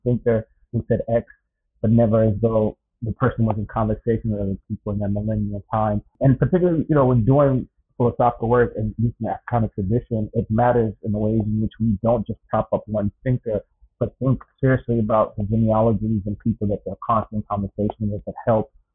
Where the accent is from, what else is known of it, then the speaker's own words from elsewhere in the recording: Zambia; moved away; also born or lived in North America; born and raised in Zambia